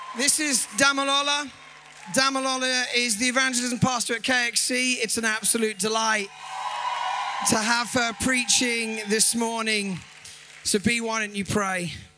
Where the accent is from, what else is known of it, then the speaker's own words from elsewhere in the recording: Ireland; accent: a bit of a mixture; also born or lived in London / Nigeria; I was born in London, raised in Ireland